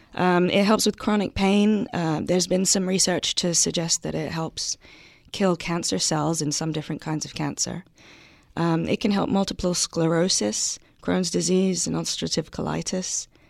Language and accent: English; London, United Kingdom; moved away as an adult; I grew up in South London. Um, I lived there until I was 19 years old.